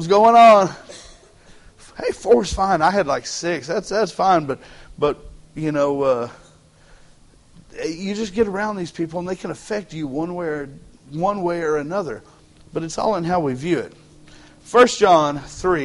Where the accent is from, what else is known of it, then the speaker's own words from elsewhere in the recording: Texas, United States; Texans, we got that Texan pride